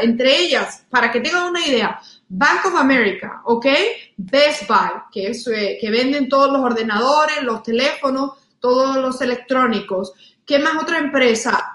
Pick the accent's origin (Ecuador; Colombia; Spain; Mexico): Spain; moved away as an adult; now in United States; yo soy española, pero yo soy también estadounidense. Yo llevo 12 años viviendo aquí